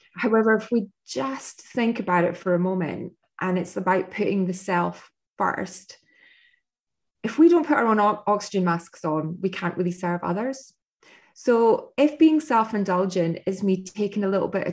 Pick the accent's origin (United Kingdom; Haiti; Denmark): United Kingdom; Scotland; now in United States; being Scottish and living in America